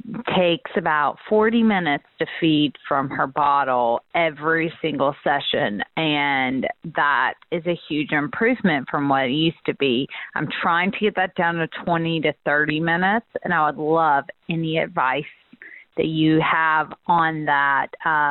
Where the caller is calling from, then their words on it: Charleston, South Carolina, United States; I'm from Charleston, South Carolina